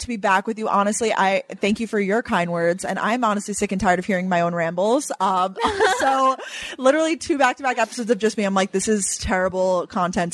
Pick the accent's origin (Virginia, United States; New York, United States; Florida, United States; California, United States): New York, United States; Long Island; now in New York City, United States; I growing up on Long Island